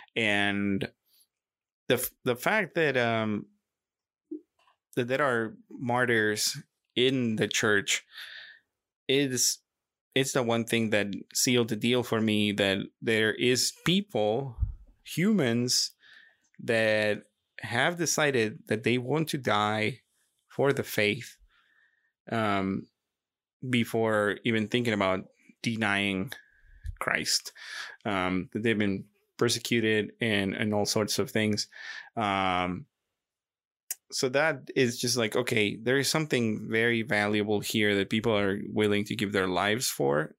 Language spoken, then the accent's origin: English; Monterrey, Nuevo León, Mexico; I was born in Monterrey, Mexico, and, um, in a Catholic family